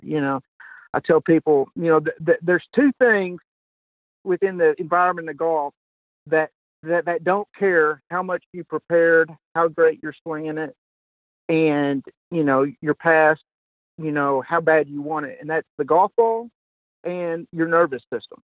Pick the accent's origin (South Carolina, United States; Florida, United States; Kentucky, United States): Kentucky, United States; I'm from Kentucky